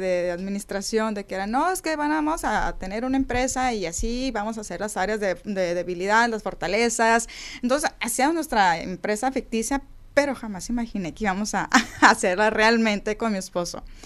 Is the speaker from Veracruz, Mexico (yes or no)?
no; Sonora, Mexico; Somos de Sonora